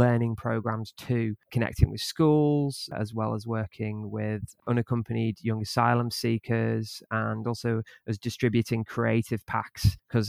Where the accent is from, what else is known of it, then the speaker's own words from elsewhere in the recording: North West England, United Kingdom; now in Leeds, United Kingdom; I'm from Merseyside originally, and then I've lived in quite a few different places. But I've lived in Yorkshire for a few years now, and yeah, moved back to Leeds quite recently just to take up this post.